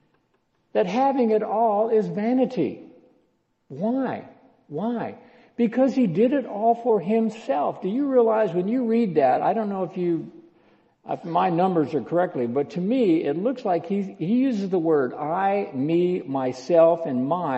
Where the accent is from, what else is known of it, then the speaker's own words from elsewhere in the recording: Texas, United States; I'm a Texan